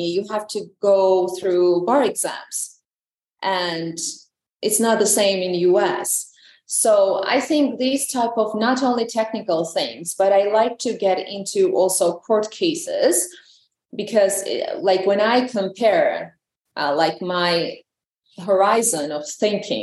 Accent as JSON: {"language": "English", "country": "Georgia", "second_language": "English"}